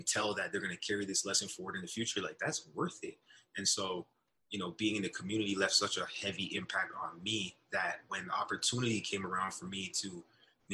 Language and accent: English; Brampton, Ontario, Canada; also born or lived in Northern Illinois; my hometown called Brampton